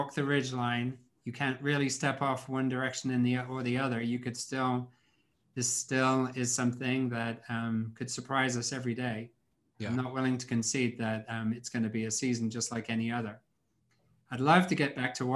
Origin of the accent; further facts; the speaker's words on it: England, United Kingdom; moved away; I grew up in England